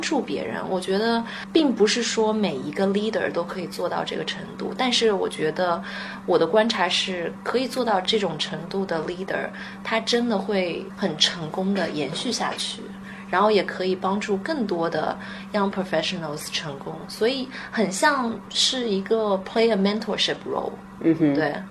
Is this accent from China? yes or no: yes; China; now in Seattle, United States; 作为一个中国人来说